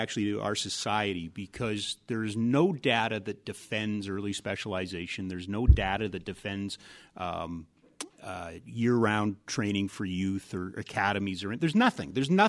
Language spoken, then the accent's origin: English; Edmonton, Alberta, Canada; I grew up in Edmonton. I played street hockey all the time